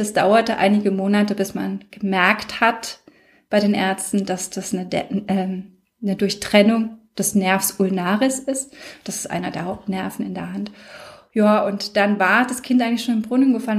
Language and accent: German; Würzburg, Bavaria, Germany; Stadt Würzburg, also meiner Heimatstadt